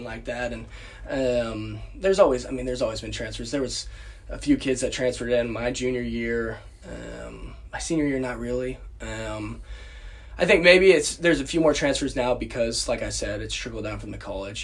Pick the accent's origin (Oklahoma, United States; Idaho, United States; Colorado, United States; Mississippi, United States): Oklahoma, United States; Tulsa; I grew up in in Tulsa